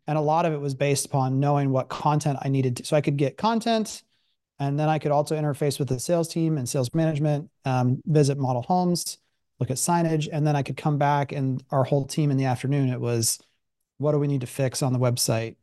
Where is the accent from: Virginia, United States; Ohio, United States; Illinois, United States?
Ohio, United States; Columbus; also born or lived in Pittsburgh; I wasn't from Pittsburgh. Like, I lived, I grew up in Columbus